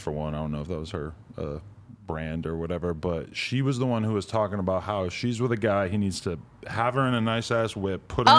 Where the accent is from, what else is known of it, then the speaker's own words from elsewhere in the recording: New York City, New York, United States; But as a girl growing up in New York City, you're just taught from a very young age